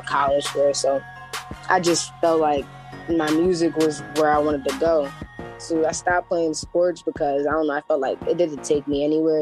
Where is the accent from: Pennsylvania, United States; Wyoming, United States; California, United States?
Pennsylvania, United States; Cheltenham; also born or lived in Philadelphia, Pennsylvania; I grew up in Philadelphia until I was probably 4 years old. Then that's when I moved to Cheltenham. I honestly say I was raised in Cheltenham most of my life